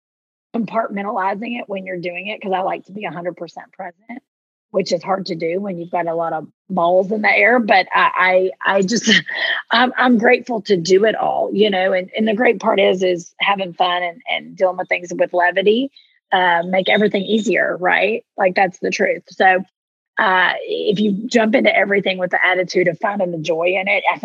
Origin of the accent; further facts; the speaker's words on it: Southeastern Kentucky, United States; accent: thick Southern; moved away; I'm from Southeastern, which is where, I'm where Kentucky, Tennessee, and Virginia all come together at the Cumberland Gap.